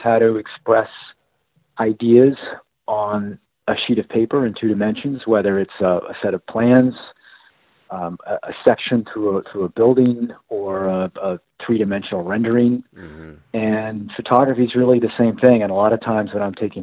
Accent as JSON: {"language": "English", "town": "Boston", "region": "Massachusetts", "country": "United States", "tie": "born or raised there", "said": "I grew up in Boston, in Cambridge and Dorchester"}